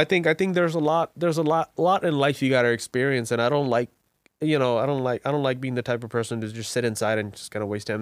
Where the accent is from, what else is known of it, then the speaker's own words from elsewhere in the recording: Bangladesh; now in Virginia, United States; I was born and raised in Bangladesh